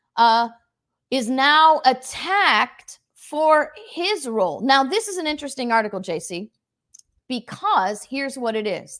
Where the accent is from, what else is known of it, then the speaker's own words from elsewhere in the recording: United States; the American people are built of a different ilk. We have a different spirit in us